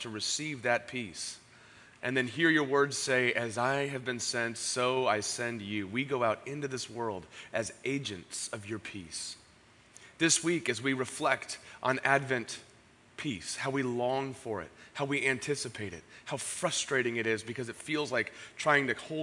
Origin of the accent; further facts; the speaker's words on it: San Diego, California, United States; I grew up in Ocean Beach